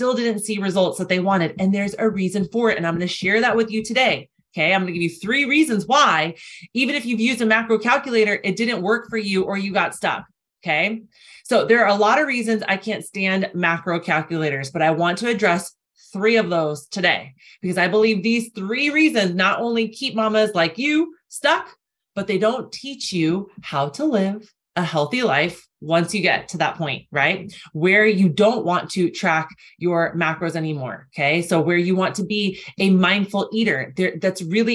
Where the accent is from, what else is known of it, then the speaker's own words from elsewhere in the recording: Arizona, United States; I'm from Arizona